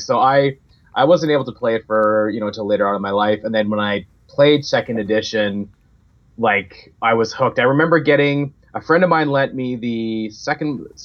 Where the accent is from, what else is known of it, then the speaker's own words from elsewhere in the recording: Saskatchewan, Canada; I grew up in a very, very small town in the province of Saskatchewan in Canada